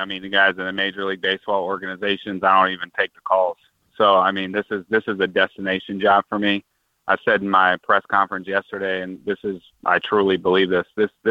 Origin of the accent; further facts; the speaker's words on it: Prince George's County, Maryland, United States; me being from PG County, it's really important to me.